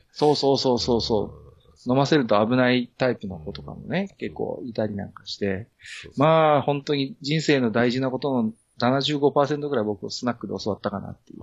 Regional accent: Tohoku, Japan; moved away as an adult; also born or lived in Tokyo; 東京に10年以上住んでましたけど、あの、あのね、東北出身

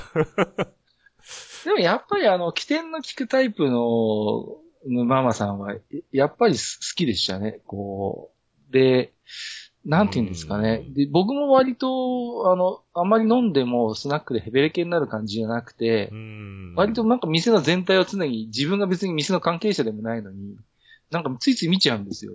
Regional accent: Tohoku, Japan; moved away as an adult; also born or lived in Tokyo; 東京に10年以上住んでましたけど、あの、あのね、東北出身

